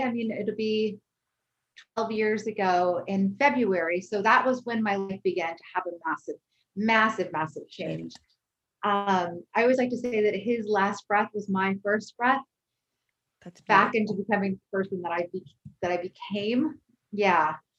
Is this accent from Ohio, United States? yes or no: no; Connecticut, United States; now in California, United States